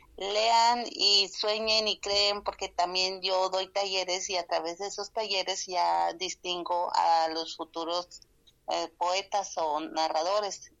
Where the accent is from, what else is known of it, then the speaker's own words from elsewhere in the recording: Sonora, Mexico; Spanish is a second language; vengo de Sonora